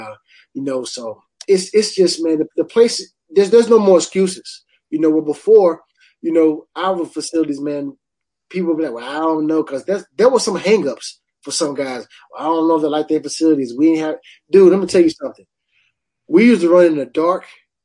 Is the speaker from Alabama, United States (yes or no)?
no; Hickory, North Carolina, United States; where I grew up at in Hickory, you know, because the cold in Hickory is coming off the mountain